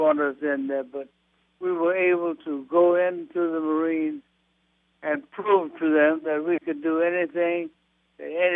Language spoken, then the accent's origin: English; the South, United States; I was born and raised in the South